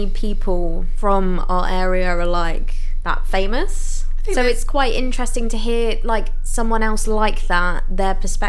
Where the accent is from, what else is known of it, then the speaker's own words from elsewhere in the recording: near Brighton, South East England, United Kingdom; it's just near Brighton.